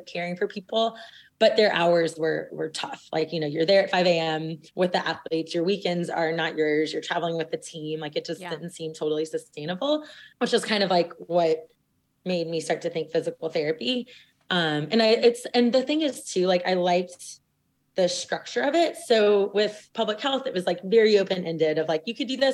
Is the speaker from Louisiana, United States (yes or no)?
yes; South Louisiana, United States; growing up in South Louisiana